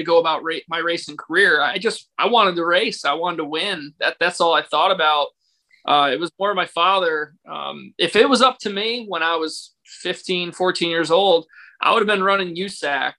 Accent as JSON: {"language": "English", "town": "Berlin", "region": "Connecticut", "country": "United States", "tie": "born or raised there", "said": "I grew up in Berlin, Connecticut"}